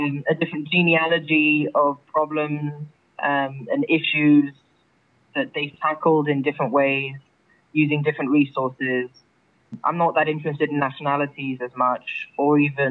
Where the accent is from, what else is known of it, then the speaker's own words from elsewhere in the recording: London, United Kingdom; I grew up in London, which is quite a diverse place